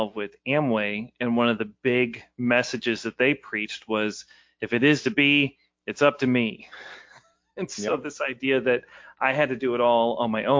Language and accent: English; Ballwin, Missouri, United States; I was born out in Baldwin.